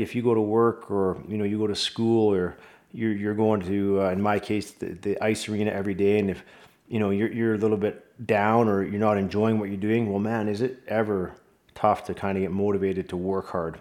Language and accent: English; Vancouver, British Columbia, Canada; also born or lived in Michigan; my hometown, Vancouver Canucks